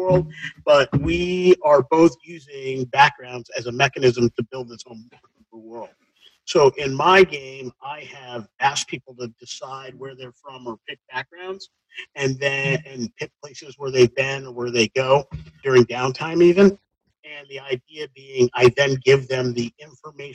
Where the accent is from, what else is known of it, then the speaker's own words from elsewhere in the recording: South Shore of Greater Boston, Massachusetts, United States; coming from growing up in the South Shore of Greater Boston area in the 80s